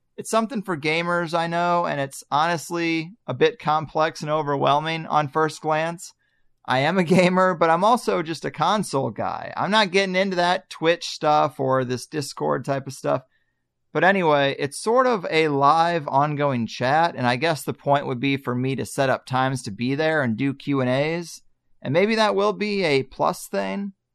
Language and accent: English; Arnold, Missouri, United States; moved away; where I grew up in Arnold, Missouri.